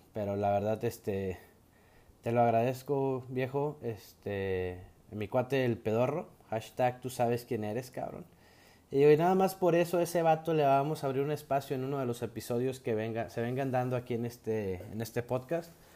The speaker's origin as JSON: {"language": "Spanish", "country": "Mexico", "said": "como buen mexicano que soy"}